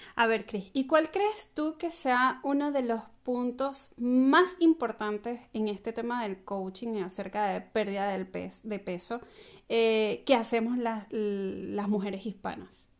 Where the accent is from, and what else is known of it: Venezuela